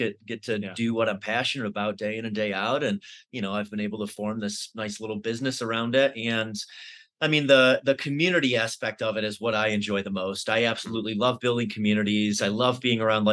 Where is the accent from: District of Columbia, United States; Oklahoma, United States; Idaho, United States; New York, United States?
New York, United States; Syracuse; moved away as an adult; now in Denver, United States; I lived in Syracuse pretty much all of my life up until 5 years ago